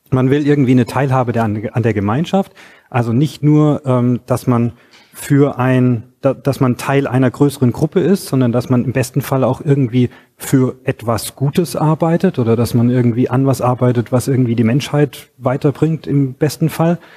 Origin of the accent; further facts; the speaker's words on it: Stuttgart, Baden-Württemberg, Germany; ich komme hier aus Stuttgart.